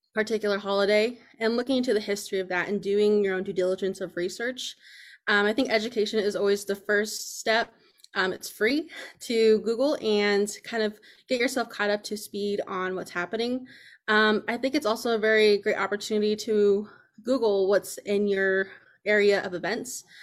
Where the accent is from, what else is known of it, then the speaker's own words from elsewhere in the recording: Lawrence, Kansas, United States; I grew up here in Lawrence, Kansas